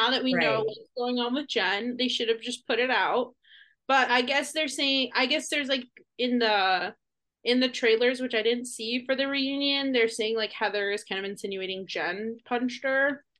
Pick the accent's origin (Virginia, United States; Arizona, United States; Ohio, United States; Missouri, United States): Arizona, United States; Scottsdale; they started in Scottsdale, and I was like, they in my hometown.